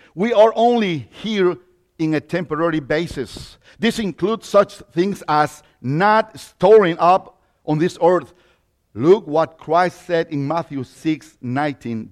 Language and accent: English; Mexico; accent: Mexican; English is a second language; now in United States; I was born in Mexico. So, yeah, that accent comes from Mexico.